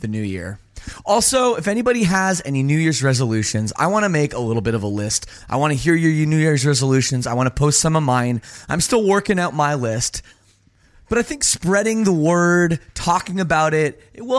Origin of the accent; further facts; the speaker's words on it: Canada; I'm from Canada